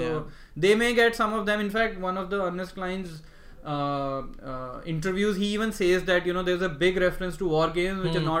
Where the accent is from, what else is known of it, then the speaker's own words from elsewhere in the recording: India; in India we know about many of these references.